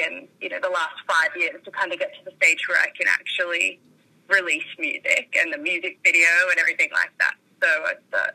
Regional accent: Dubbo, New South Wales, Australia; also born or lived in Orange, New South Wales; I grew up in the country. I grew up in Dubbo.

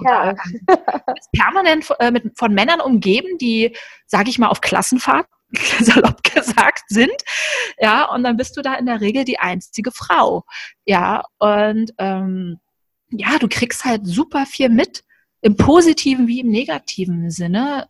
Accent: Berlin, Germany; moved away; also born or lived in Cologne; ich bin ja in Berlin aufgewachsen und dann bin ich dann irgendwann nach Köln gezogen

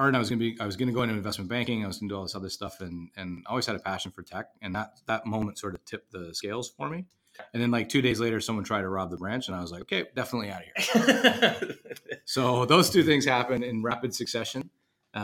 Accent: Ottawa, Ontario, Canada; moved away; grew up in Ottawa, Canada. So I am not from America

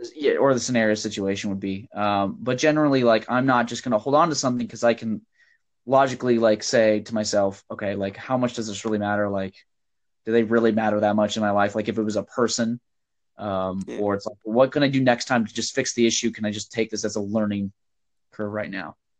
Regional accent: Nebraska, United States; I'm from Nebraska

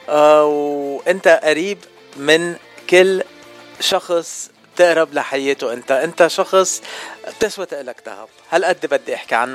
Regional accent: Lebanon; هاللوبي اللبناني يلي نحن بحاجه كتير لإله كلبنانيه

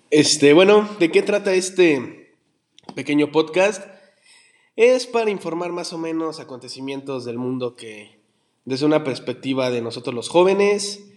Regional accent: Mexico; nosotros siendo como mexicanos una raza chiquita

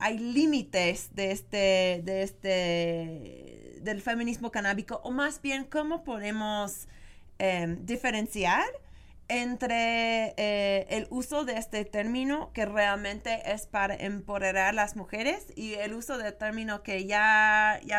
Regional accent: United States; yo siendo gringa y viendo qué está pasando con la cultura canábica en Gringolandia, en Canadá

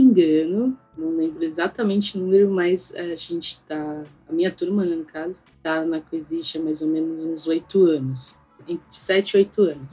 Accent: São Paulo, Brazil; Eu cresci no Carrão

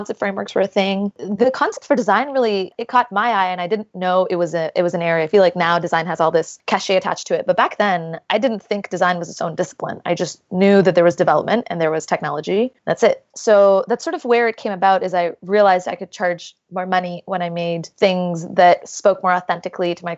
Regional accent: Jeddah, Makkah Province, Saudi Arabia; moved away as an adult; also born or lived in Toronto; So I grew up in the beautiful city of Jeddah in Saudi Arabia, and I moved to Toronto to go to the University of Toronto's engineering program.

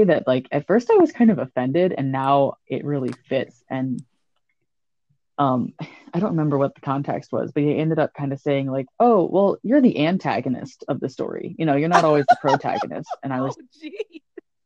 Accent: the South, United States; now in the Midwest, United States; I also live in the Midwest, but I was born in the South.

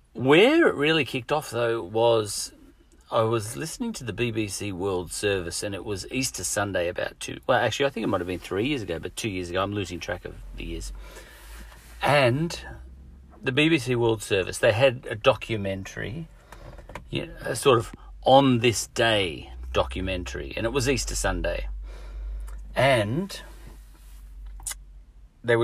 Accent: Australia; accent: Aussie

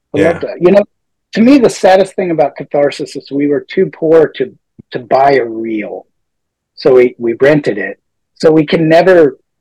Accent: Midwest, United States; the hardcore bands that we grew up with in the Midwest were like …

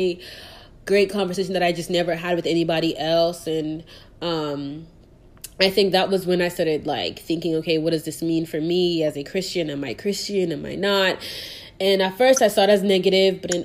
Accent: Nigeria; now in Texas, United States; as a Nigerian, I know what that means culturally

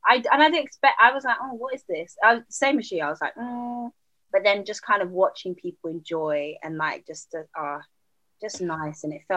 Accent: United Kingdom

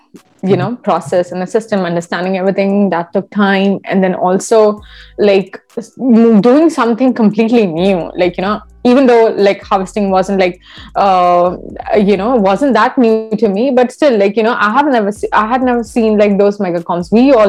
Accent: India; now in Canada; I had that issue when I moved to from India to Canada

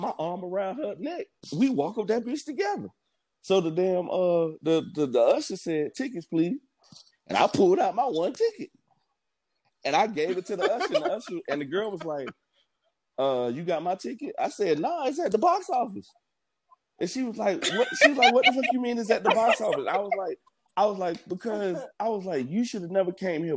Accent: Miami, Florida, United States; I'm from Miami, so it came with an attitude.

